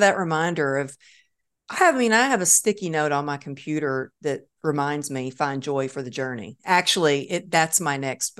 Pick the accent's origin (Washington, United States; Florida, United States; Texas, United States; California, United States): Texas, United States; So I guess I'm always a Texan at heart.